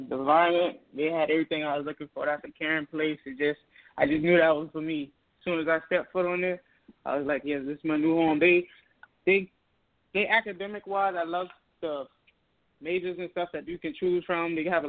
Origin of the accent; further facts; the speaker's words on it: North Charleston, South Carolina, United States; I'm from Charleston, South Carolina, right there in the middle of North Charleston.